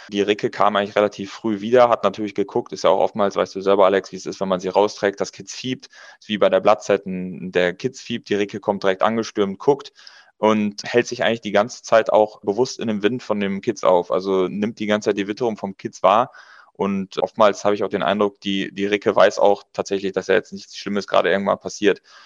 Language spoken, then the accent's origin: German; Münsterland, North Rhine-Westphalia, Germany; Wir kommen aus Münsterland